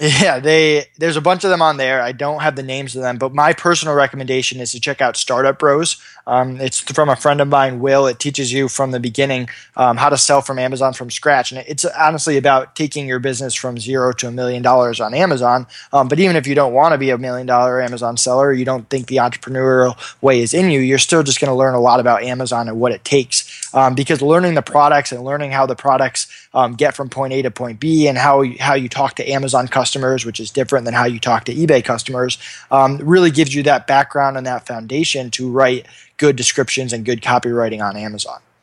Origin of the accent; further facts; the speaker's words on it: Massachusetts, United States; also born or lived in Hamden, Connecticut; I'm from Massachusetts